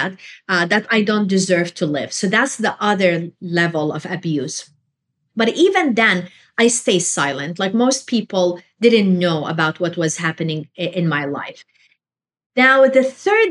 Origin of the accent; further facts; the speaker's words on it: Jordan; moved away; I was raised in Jordan